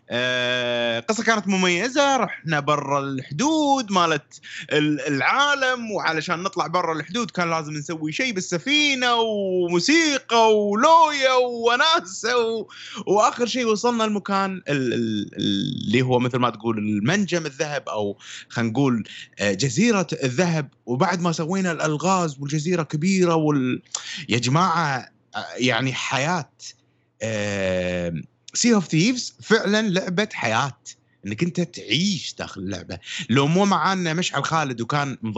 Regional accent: Syria; تعرفون انا سوري

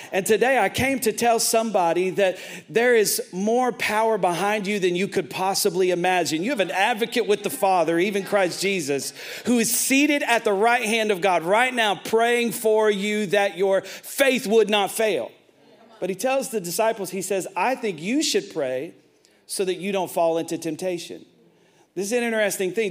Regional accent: Tennessee, United States; I'm from Tennessee

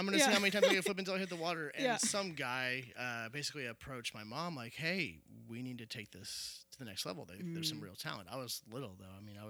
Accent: Cincinnati, Ohio, United States; From Cincinnati. I grew up in Anderson Township.

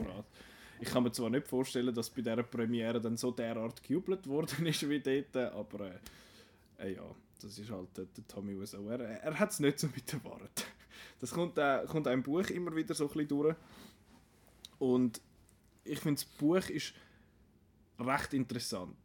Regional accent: Switzerland; bei uns in der Schweiz

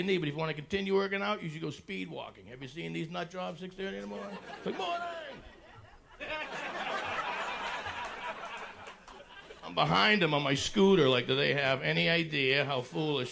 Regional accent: Malden, Massachusetts, United States; growing up in Malden

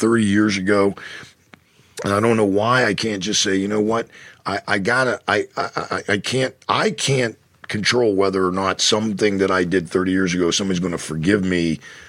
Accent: Penn Hills, Pennsylvania, United States; now in State College, United States; when I drive from State College, Pennsylvania to Pittsburgh to see my family, my parents are still there, and that's where I grew up, there is a sign, a mileage sign, that as you're driving in on Route 376 that says Penn Hills 3, that's my hometown

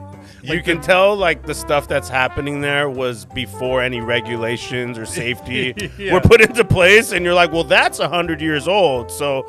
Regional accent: Mission Viejo, California, United States; Mission Viejo, California.

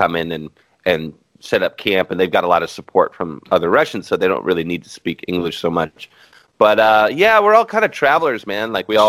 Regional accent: United States; I was just a touch apologetic for being American

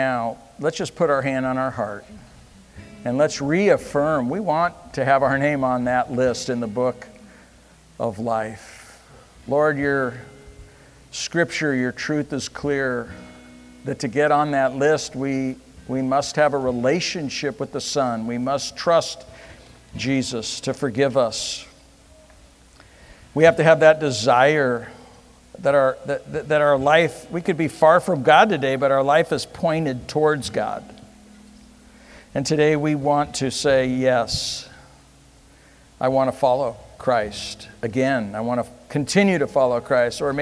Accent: United States; I'm American

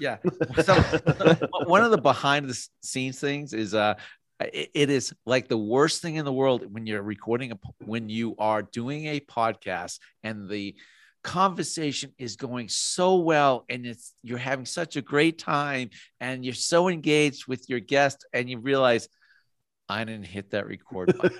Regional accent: Massachusetts, United States; moved away as an adult; now in Idaho, United States; I'm originally from Massachusetts

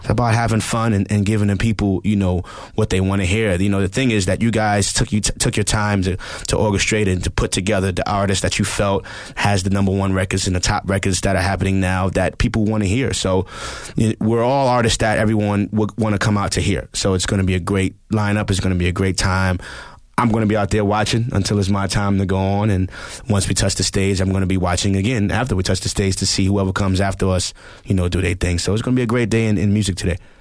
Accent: New York City, New York, United States; I'm from the Bronx. I'm from the Bronx, New York.

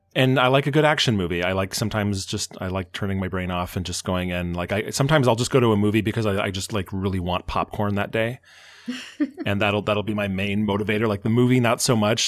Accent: Bellevue, Washington, United States; also born or lived in Fort Collins, Colorado / Seattle, Washington; I was raised in Bellevue, Washington

